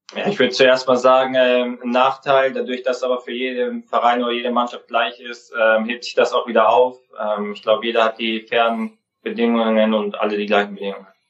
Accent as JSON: {"language": "German", "town": "Kaufering", "region": "Bavaria", "country": "Germany", "tie": "born or raised there", "moved": "yes", "lives_now": "Mönchengladbach, Germany", "said": "Ich bin in Kaufen aufgewachsen"}